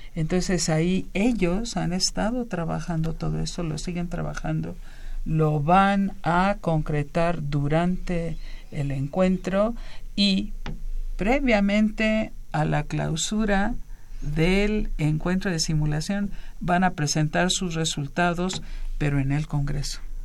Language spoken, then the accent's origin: Spanish; Mexico; somos mexicanos